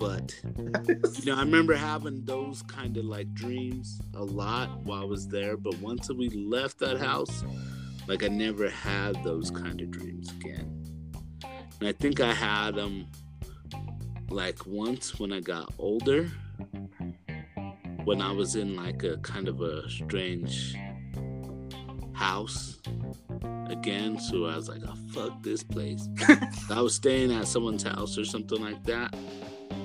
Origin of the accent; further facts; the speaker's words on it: Colorado, United States; we're from Colorado